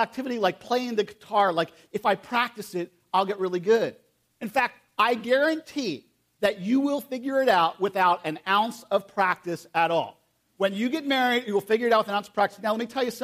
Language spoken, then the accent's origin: English; United States; I'm from Perry County